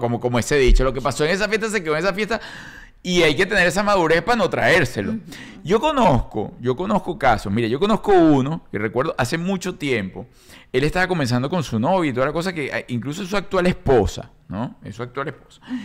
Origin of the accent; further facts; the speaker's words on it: Venezuela; Somos nosotros los venezolanos